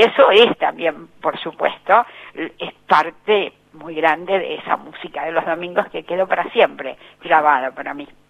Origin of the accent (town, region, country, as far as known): Argentina